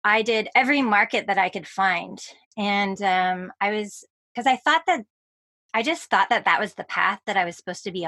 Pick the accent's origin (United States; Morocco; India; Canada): Canada; Victoria, British Columbia; I moved back to my hometown of Victoria, British Columbia